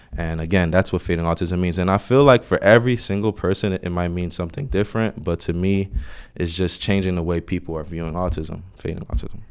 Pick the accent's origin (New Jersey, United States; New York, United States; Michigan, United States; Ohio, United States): New Jersey, United States; Orange; I grew up in Orange, New Jersey